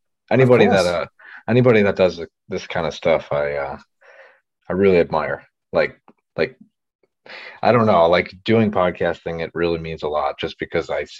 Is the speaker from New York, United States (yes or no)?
yes; Niagara Falls, New York, United States; I'm from like Niagara Falls, US side around there.